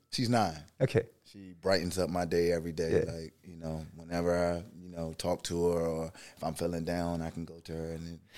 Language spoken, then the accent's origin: English; Maryland, United States; also born or lived in Washington, D.C.; Yeah, a little bit about myself. Um, from Maryland.